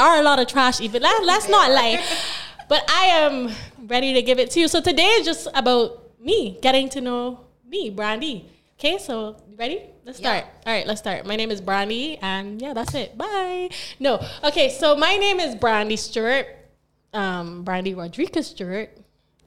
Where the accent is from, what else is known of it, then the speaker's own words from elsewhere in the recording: Barbados; I was born here in Barbados. I went to school at St. Gabriel's, then I went to St. Winifred's.